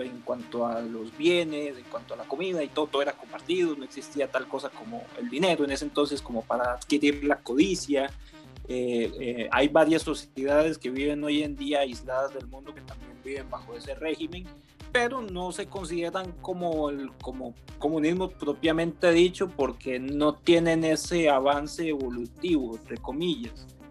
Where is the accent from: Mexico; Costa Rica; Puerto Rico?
Costa Rica; yo soy de Costa Rica